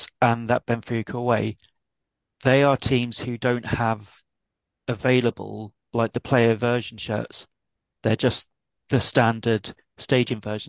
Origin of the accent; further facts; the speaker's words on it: England, United Kingdom; as an Englishman